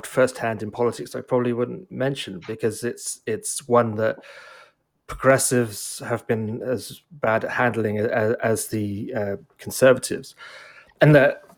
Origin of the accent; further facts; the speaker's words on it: United Kingdom; now in Canada; I grew up in Britain and it's different there.